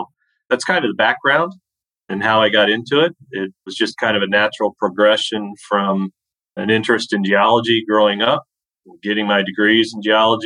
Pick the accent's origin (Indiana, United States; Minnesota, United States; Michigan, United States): Indiana, United States; I'm originally from Indiana and still living here in Indiana